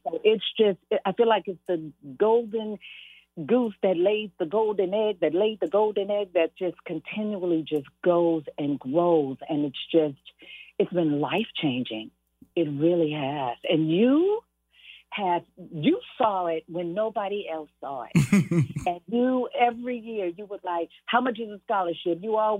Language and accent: English; Los Angeles, California, United States; I'm just going to start from the heart because I was born and raised in South Central LA.